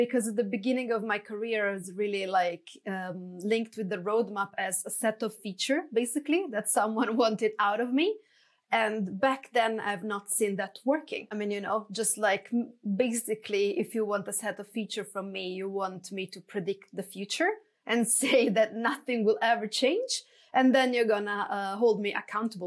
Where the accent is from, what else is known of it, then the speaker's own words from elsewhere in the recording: Italy; moved away as an adult; now in Stockholm, Sweden; I'm originally from Italy, but I've been working and based in Stockholm for the past 12 years.